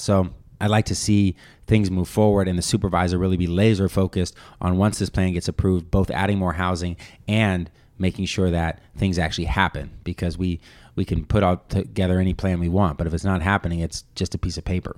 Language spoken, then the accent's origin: English; Bay Area, California, United States; I was born and raised here in the Bay Area